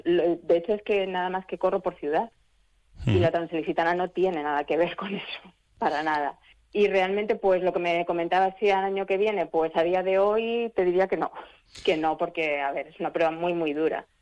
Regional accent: Elche, Valencian Community, Spain; yo soy de, aquí de Elche

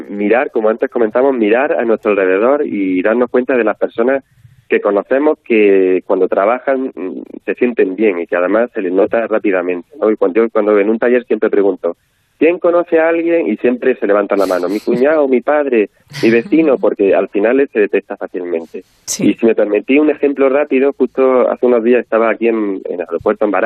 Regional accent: Galicia, Spain; yo siempre, Belén, como buena gallega, siempre digo

